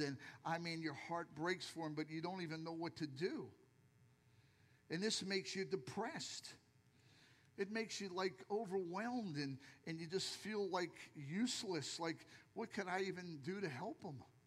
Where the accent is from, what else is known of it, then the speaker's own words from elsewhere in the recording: Philadelphia, Pennsylvania, United States; now in Lehigh Acres, United States; I'm from Philadelphia